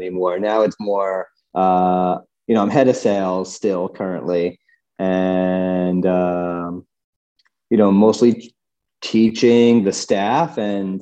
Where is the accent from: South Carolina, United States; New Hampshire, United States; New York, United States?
New York, United States; moved away as an adult; now in Colorado, United States; I grew up in New York and I worked on Wall Street for 5 years